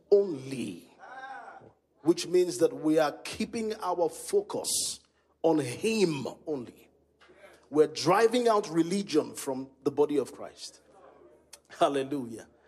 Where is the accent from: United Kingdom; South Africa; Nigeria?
Nigeria; Kano, Kano State; And I came from Kano, Kano Bushman.